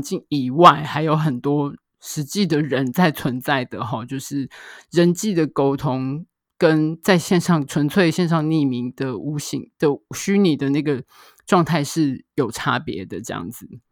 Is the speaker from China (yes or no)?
no; Taiwan; 我们台湾这边